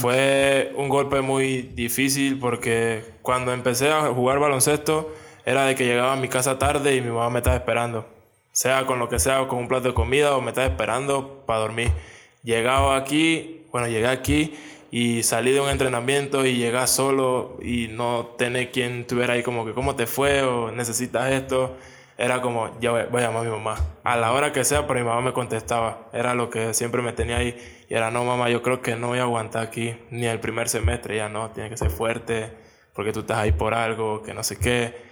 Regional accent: Panama; moved away as an adult; now in Mexico; Soy de Panamá

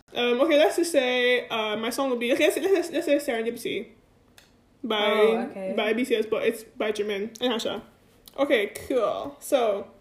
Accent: Nigeria; we're all Nigerian.

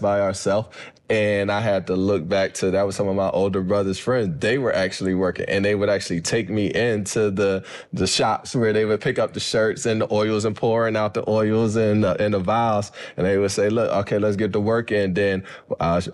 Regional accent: Philadelphia, Pennsylvania, United States; I grew up in Philly and like Southwest Philly, went to school in North Philly

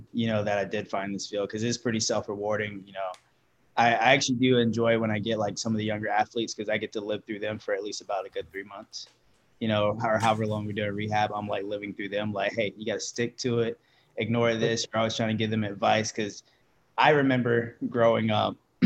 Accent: Myrtle Beach, South Carolina, United States; growing up in Myrtle Beach

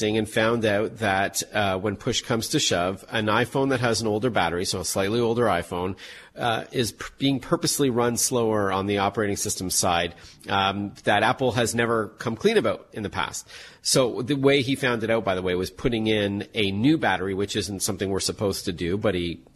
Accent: Canada; I'm Canadian

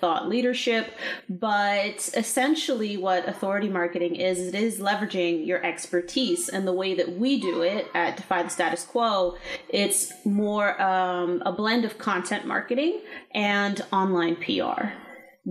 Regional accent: California, United States; also born or lived in Texas; now in Maryland, United States; I'm actually originally from California, and we relocated here in 2015 after I got out of the Army in Texas.

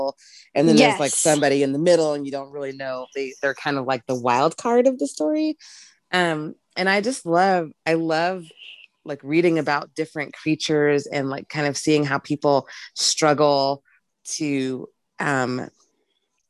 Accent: the Bible Belt, Southern United States, United States; I grew up in the Bible Belt.

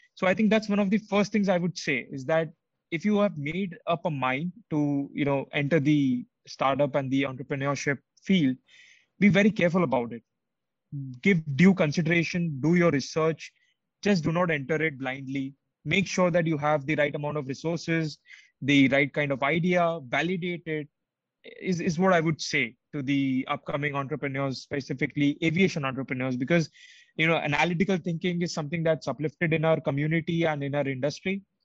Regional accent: India; moved away as an adult; now in Lithuania; as an Indian student, I never faced these challenges in India as a whether I was when I was applying to colleges or whether I was in school

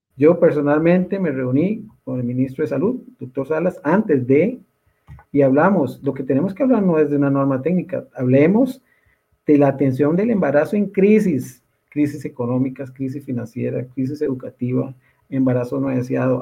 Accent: Costa Rica; como somos los costarricenses

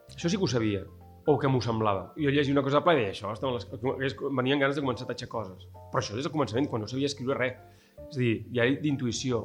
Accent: Barcelona, Catalonia, Spain; moved away as an adult; now in El Masnou, Spain; és el meu barri, és on he crescut

